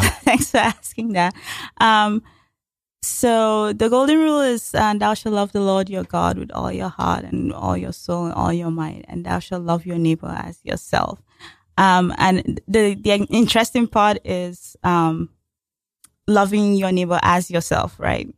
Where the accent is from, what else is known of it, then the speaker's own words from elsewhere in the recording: Nigeria; moved away as an adult; now in United States; back in my home country